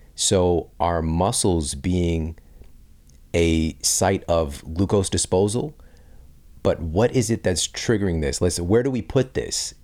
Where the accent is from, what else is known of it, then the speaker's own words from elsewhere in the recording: St. Louis, Missouri, United States; Washington University in my hometown of Saint Louis, Missouri